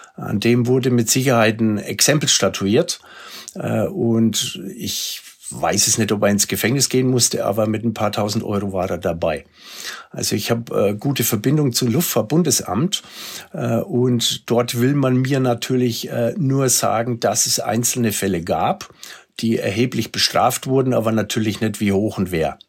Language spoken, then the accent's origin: German; Germany; bei uns in Deutschland